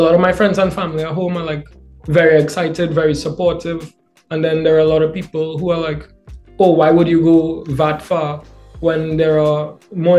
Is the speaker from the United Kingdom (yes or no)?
no; Trinidad & Tobago; moved away as an adult; now in Canada; I'm from Trinidad and Tobago. I left my island to start my undergrad degree at Western University.